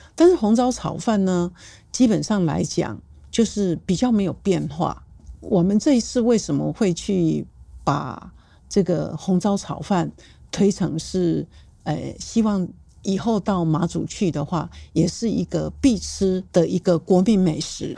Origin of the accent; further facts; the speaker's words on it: Taiwan; 但对我们台湾人来讲，